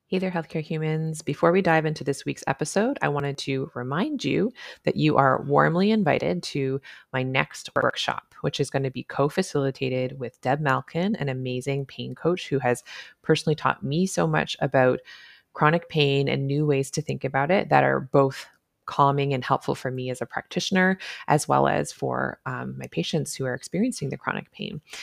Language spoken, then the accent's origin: English; Canada; I'm a Canadian family physician